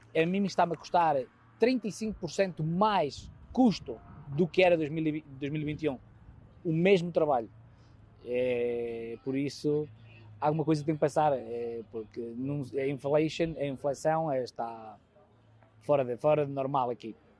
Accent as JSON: {"language": "Portuguese", "town": "Vila Real", "region": "Norte", "country": "Portugal", "moved": "yes", "lives_now": "United States", "said": "sou de Vila Real"}